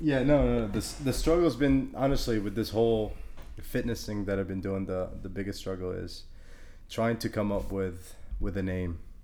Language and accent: English; Honduras; I'm from Honduras